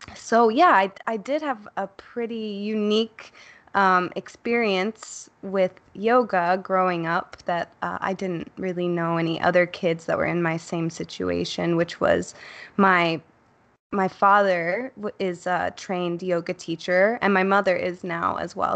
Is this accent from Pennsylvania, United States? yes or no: no; Chicago, Illinois, United States; I grew up in Chicago, Uh, I was born not too far from Wrigley Field